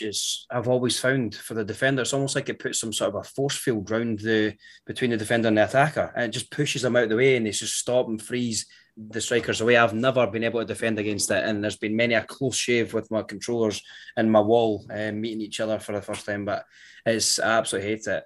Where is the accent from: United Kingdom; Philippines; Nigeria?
United Kingdom; Scotland; being Scottish